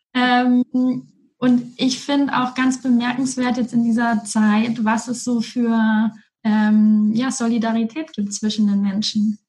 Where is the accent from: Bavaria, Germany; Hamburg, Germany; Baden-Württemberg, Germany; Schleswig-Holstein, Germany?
Bavaria, Germany; Erlangen; moved away as an adult; ich komme aus Erlangen